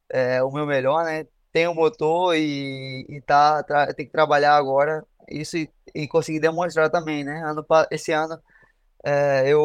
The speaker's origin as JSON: {"language": "Portuguese", "country": "Brazil", "said": "Eu tinha falado que a gente é brasileiro e às vezes a gente chega aqui e acha que é isso e, e é totalmente o contrário"}